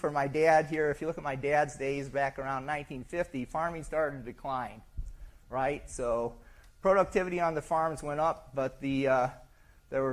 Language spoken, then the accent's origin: English; Syracuse, New York, United States; I'm from Syracuse, New York.